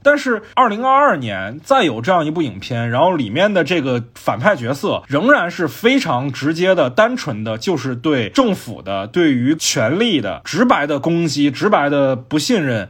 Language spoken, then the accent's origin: Chinese; China; 我们中国观众